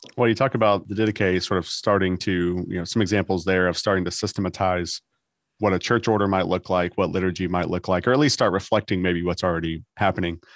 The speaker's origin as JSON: {"language": "English", "region": "Texas", "country": "United States", "said": "I'm a Texan and we don't sound fancy"}